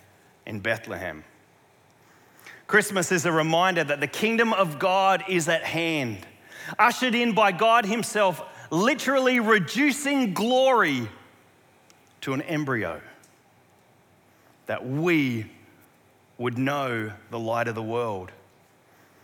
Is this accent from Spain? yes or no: no; South Australia, Australia; moved away; near where we grew up in South Australia